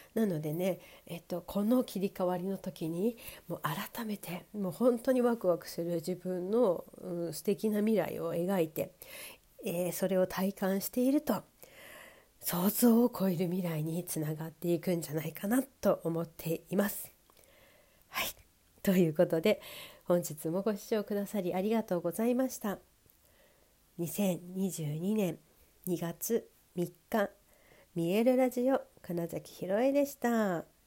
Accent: Sapporo, Hokkaido, Japan; moved away; 北海道だとね札幌地元札幌だと

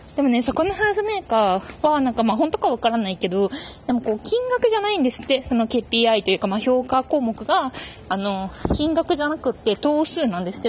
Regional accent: Fukuoka, Japan; also born or lived in Yamanashi; now in Tokyo, Japan; 私もね出身がね福岡なんですけど

